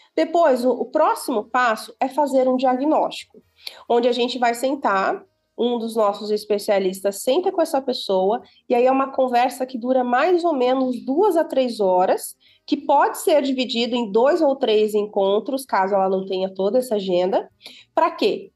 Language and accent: Portuguese; Santo Ângelo, Rio Grande do Sul, Brazil; now in São Paulo, Brazil; Eu sou gaúcha. Olha. Eu sou natural do, é, do Rio Grande do Sul, uma cidadezinha do interior